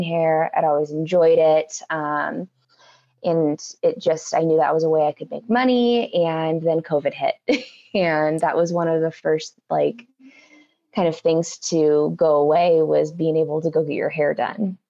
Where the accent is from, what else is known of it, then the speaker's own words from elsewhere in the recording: Albany, Oregon, United States; moved away as an adult; also born or lived in Eugene, Oregon / Portland, Oregon; now in Denver, United States; I was born and raised in Albany, Oregon